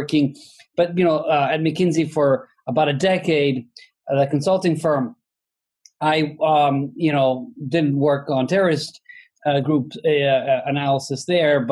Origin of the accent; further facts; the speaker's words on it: Italy; moved away as an adult; now in United States; I'm originally from Italy, but I've lived in the U.S. since 1994. I came here for grad school and never left